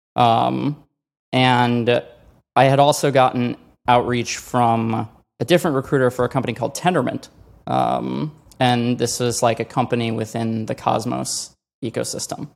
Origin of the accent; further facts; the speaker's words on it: Chicago, Illinois, United States; moved away; also born or lived in Colorado / California; I grew up in Chicago